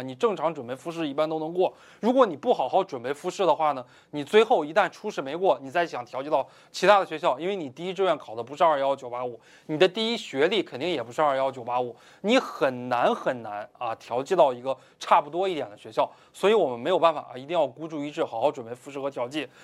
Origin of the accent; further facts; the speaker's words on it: China; 我们中国人